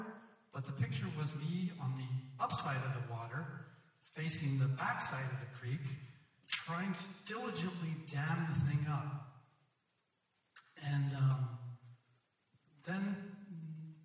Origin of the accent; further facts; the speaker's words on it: Ottawa, Ontario, Canada; I grew up in Ottawa, and Ottawa is situated up against the Ottawa River.